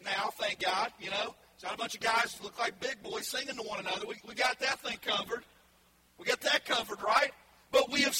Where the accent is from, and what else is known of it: Ohio, United States; born or raised there; moved away as an adult; also born or lived in eastern Kentucky; now in Louisville, United States